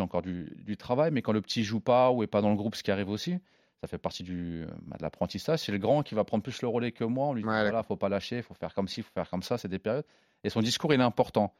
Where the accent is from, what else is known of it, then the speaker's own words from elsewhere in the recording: Évreux, Normandy, France; j'ai grandi avec lui à Évreux